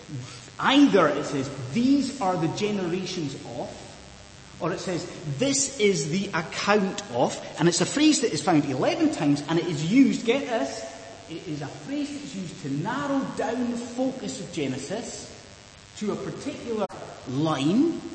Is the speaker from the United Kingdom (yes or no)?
yes; Inverness, Scotland, United Kingdom; moved away; as a child growing up in Inverness